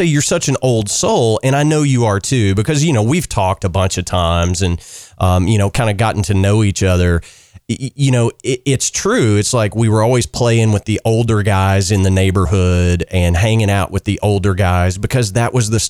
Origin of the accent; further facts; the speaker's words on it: Central Kentucky, United States; I grew up in Central Kentucky.